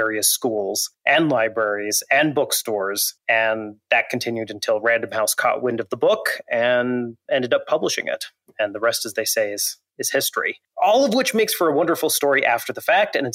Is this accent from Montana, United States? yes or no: yes; Montana, United States; I grew up in Montana, still live there, in fact, not too far from my childhood home.